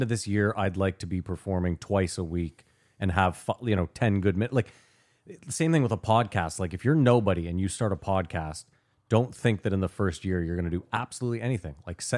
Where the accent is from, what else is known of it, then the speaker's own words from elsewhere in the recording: Ottawa, Ontario, Canada; I mean, we're from Ottawa.